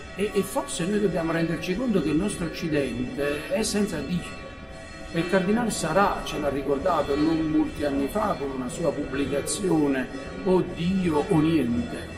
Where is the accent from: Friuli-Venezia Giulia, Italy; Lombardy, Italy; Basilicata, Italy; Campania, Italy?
Campania, Italy; Forio; Io sono nato a Furio, sono un foriano doc, sono cresciuto sotto, ecco, la palma di, di San Vito